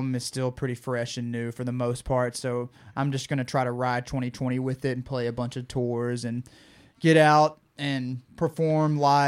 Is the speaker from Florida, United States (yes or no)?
no; Louisiana, United States; accent: Cajun; I'm from Louisiana, that fast Cajun talk